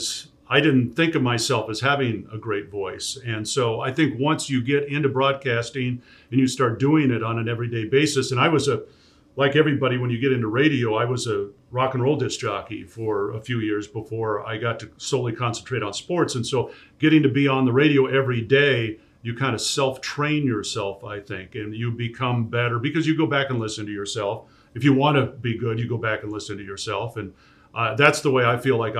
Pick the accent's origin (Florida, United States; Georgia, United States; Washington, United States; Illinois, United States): Washington, United States; Tacoma; now in Tucson, United States; I grew up in Tacoma, Washington, which nowadays is a suburb of Seattle